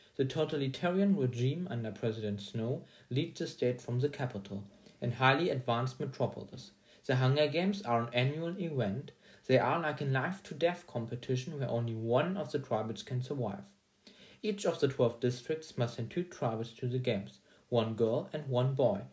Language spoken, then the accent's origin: English; Germany; English is a second language; I'm a student from Germany